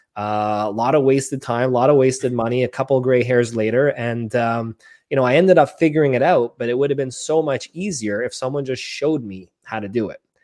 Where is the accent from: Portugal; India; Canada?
Canada; Montreal, Quebec; born and raised in Montreal, Canada